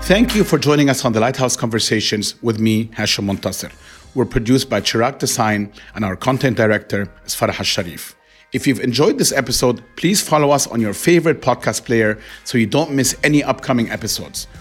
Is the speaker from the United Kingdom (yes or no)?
no; Egypt; now in Dubai, United Arab Emirates; growing up in Egypt